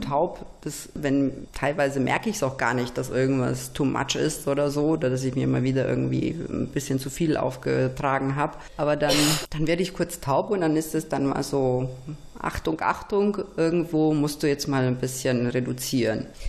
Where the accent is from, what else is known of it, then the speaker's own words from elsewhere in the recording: Romania; also born or lived in Nuremberg, Germany; now in Germany; wie ich in Rumänien aufgewachsen bin im Kommunismus